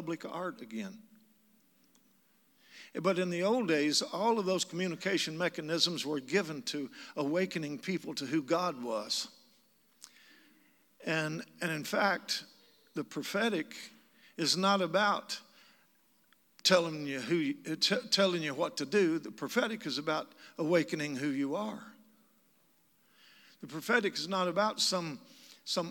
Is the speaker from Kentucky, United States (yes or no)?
yes; Kentucky, United States; moved away; also born or lived in Asheville, North Carolina; I'm from Kentucky. That's where I got this accent